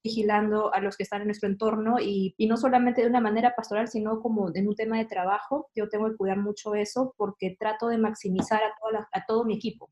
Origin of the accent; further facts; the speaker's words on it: Lima, Peru; yo soy de Lima, Perú